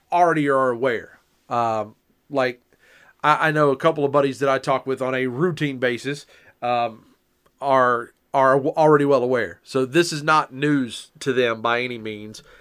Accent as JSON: {"language": "English", "region": "the South", "country": "United States", "said": "I'm from the South."}